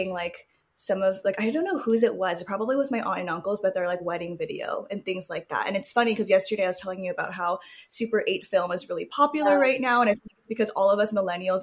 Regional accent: Los Angeles, California, United States; I grew up like around Southern California my whole life, born and raised. I think my mom even said I was born at like the Los Angeles Memorial Hospital

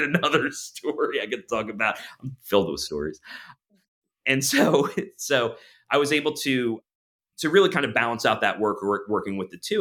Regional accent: near Long Beach Island, New Jersey, United States; moved away as an adult; now in Pennsylvania, United States; I grew up in New Jersey to, uh, d, down near, uh, Long Beach Island, so I'm kind of a beach guy

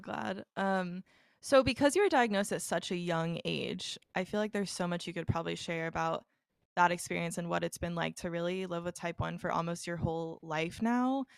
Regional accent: Dallas, Texas, United States; moved away; I'm originally from Dallas

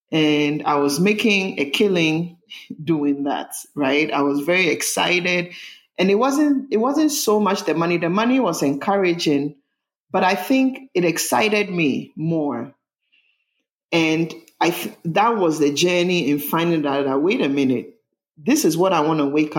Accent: Ghana; born there; Well, I was born in Ghana. … And I grew up in a family of, I had three brothers, a family of six.

